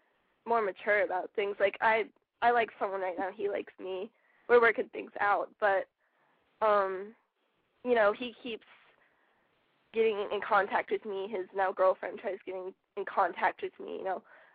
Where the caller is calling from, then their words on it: Florida, United States; All right, I'm 18 and I'm from Florida.